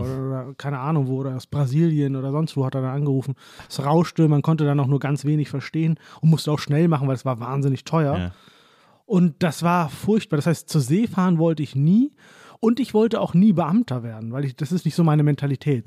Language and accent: German; Hollern-Twielenfleth, Lower Saxony, Germany; also born or lived in Oldenburg; ich bin im Grunde genommen in holland twielenfleet groß ah geworden. Das ist so meine Heimat.